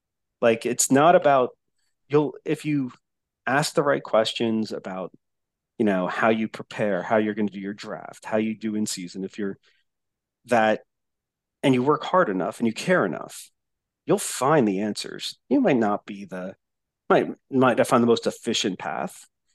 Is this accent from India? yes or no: no; New Jersey, United States; accent: Jersey; also born or lived in Texas; my accent's way worse anyway. my mongrel like Jersey. Then moved to Texas and being in Texas for 12 years accent.